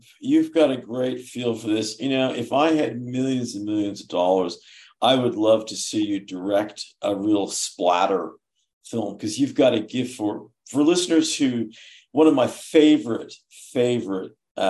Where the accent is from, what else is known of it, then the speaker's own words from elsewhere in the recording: Oklahoma, United States; what would a kid growing up in Oklahoma who wanted to be in a band and was a skater and was kind of degenerate